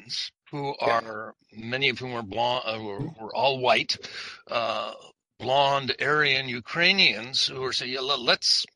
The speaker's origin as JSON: {"language": "English", "town": "Montreal", "region": "Quebec", "country": "Canada", "said": "I came from Montreal"}